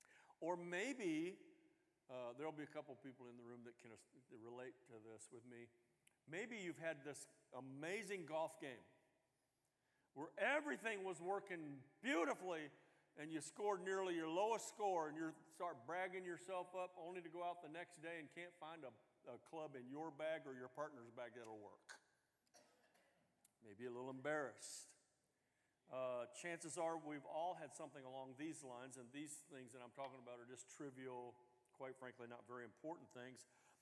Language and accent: English; the South, United States; I'm from the South